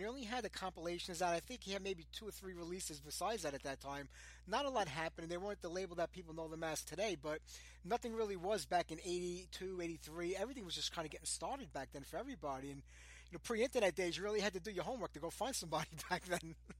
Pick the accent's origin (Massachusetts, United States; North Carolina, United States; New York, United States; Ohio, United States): New York, United States; I'm from New York.